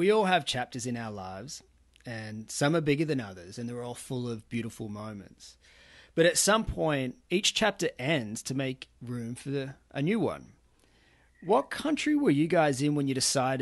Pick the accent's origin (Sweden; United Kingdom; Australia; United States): Australia; we're Australian